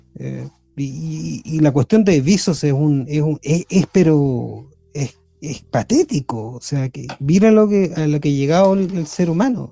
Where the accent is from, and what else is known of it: Chile